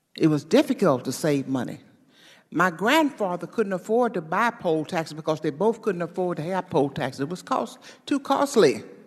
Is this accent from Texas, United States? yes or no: yes; Houston, Texas, United States; I was born in Texas